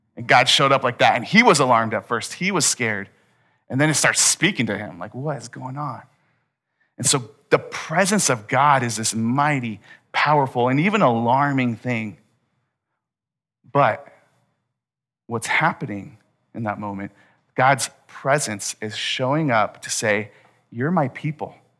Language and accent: English; United States; we're American